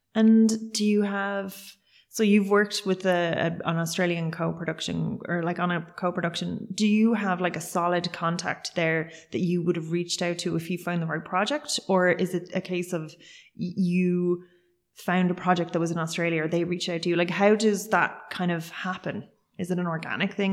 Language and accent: English; Cork, Munster, Ireland; I'm originally from Cork